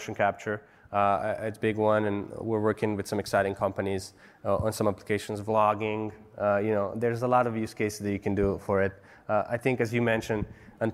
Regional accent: Bosnia & Herzegovina; moved away as an adult; also born or lived in Serbia; now in United States; I was born in Bosnia. I lived in Serbia. I moved here when I was 20

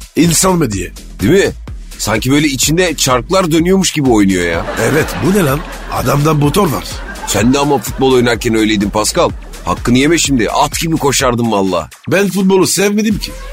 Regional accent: Turkey

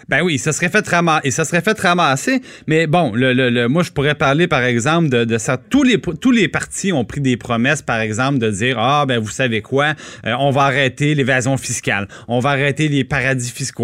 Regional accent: Trois-Rivières, Quebec, Canada; j'ai grandi à Trois-Rivières

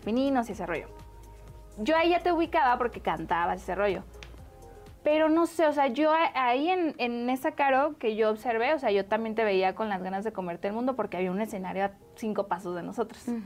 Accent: Guadalajara, Jalisco, Mexico; now in Mexico City, Mexico; yo era de Guadalajara, me vine para acá

